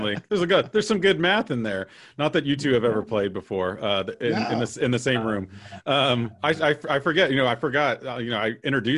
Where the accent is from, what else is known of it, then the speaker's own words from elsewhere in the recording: Texas, United States; I'm from Texas